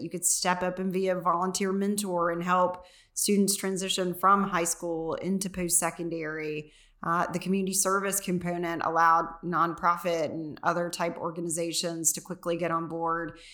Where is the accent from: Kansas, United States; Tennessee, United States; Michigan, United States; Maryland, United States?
Tennessee, United States; McMinnville; I grew up in McMinnville.